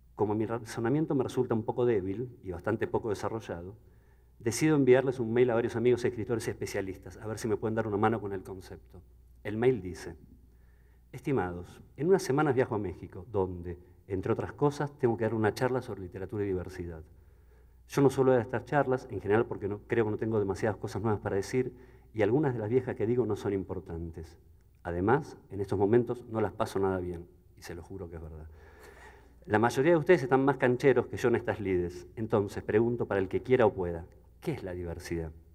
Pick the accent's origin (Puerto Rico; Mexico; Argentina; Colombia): Argentina; Buenos Aires; Soy hijo de la Escuela Pública Argentina